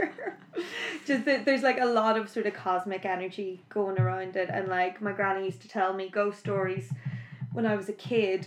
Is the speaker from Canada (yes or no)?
no; Belfast, Northern Ireland, United Kingdom; I am originally from Belfast.